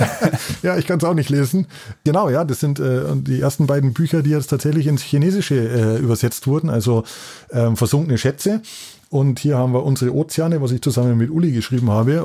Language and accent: German; Lenggries, Bavaria, Germany; moved away; ich bin in den Bergen aufgewachsen in Lenkries